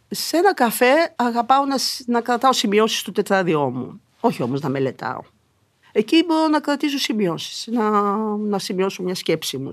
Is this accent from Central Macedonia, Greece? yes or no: yes; Thessaloniki, Central Macedonia, Greece; now in Athens, Greece; γιατί είμαι Θεσσαλονικιά, έπρεπε να επισκέφτομαι τη μητέρα μου και τον πατέρα μου στη Θεσσαλονίκη